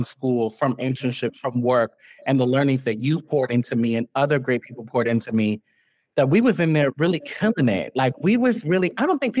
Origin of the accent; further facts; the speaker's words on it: New York City, New York, United States; from Harlem, you very much grow up here